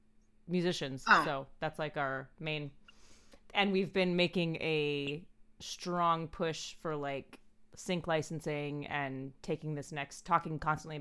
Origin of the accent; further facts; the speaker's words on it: East Coast, United States; I'm from the East Coast.